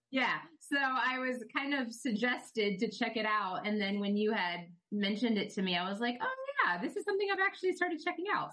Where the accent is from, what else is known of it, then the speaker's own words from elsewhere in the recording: Tampa, Florida, United States; grew up pretty much in Central Florida, um, or Tampa Bay, really, but I live now in Central Florida